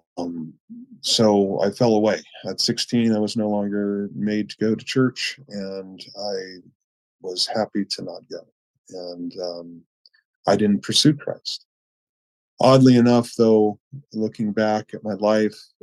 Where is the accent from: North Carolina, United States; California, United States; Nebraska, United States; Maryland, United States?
California, United States; Chico; I grew up in Northern California, so Chico